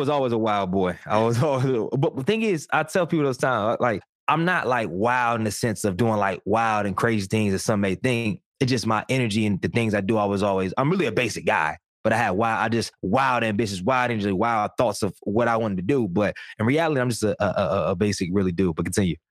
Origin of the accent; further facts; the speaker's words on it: Durham, North Carolina, United States; I'm from Durham, single parent household until around six or seven years old